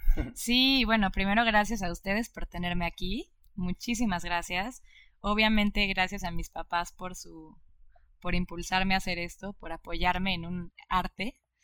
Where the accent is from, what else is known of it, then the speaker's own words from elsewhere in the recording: Mexico; yo estoy orgullosísima de ser cineasta mexicana